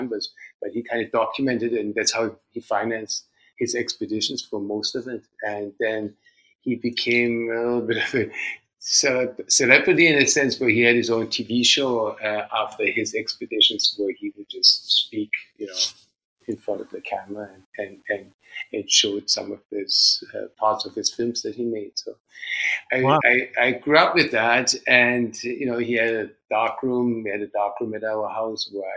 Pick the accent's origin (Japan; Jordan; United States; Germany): Germany; moved away; also born or lived in Vancouver, Canada; I grew up in Germany, and my father was a mountain climber.